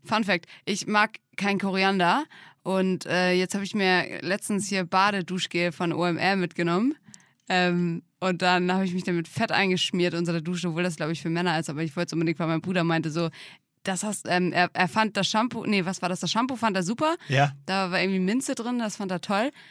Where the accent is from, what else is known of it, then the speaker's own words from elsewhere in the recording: Drage, Germany; bin ich ja in Drage aufgewachsen, in einem kleinen Dorf mit 250